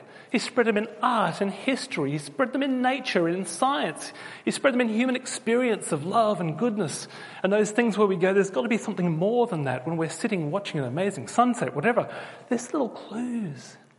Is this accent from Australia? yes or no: yes; Australia; I was born in Australia, but I do have a British passport. I am one of you. And as a child, because I had English parents, I actually always sounded like a Pommy.